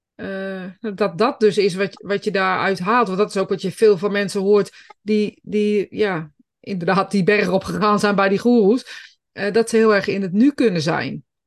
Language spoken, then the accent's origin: Dutch; Greece; now in Netherlands; ik kom zelf uit Griekenland